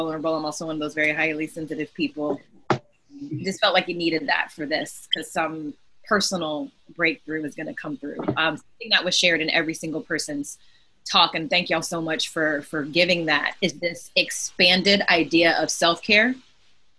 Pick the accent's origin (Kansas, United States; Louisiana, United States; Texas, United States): Texas, United States; I'm a Texan